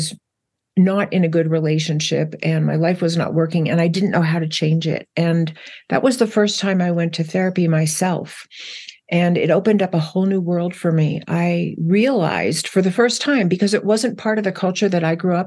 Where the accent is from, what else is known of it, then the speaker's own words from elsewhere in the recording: New Jersey, United States; I grew up in New Jersey